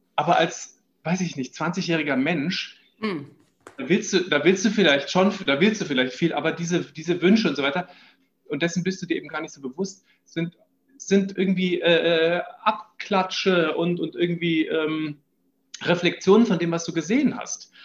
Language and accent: German; Düsseldorf, North Rhine-Westphalia, Germany; moved away as an adult; now in Vienna, Austria; ich bin in Düsseldorf geboren